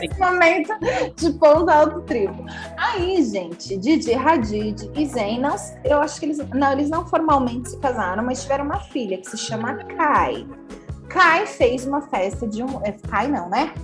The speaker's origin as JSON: {"language": "Portuguese", "country": "Brazil", "said": "a gente, como brasileiro"}